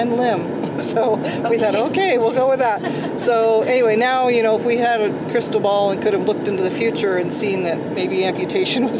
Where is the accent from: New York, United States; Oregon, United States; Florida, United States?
Oregon, United States; Beaverton; I grew up in Beaverton area, big city, and moved out to a farm when I got married.